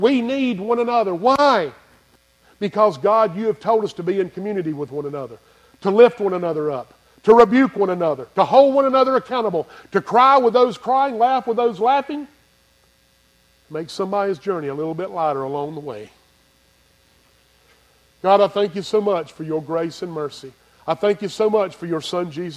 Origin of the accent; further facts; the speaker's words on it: Greer, South Carolina, United States; I'm from Greer, South Carolina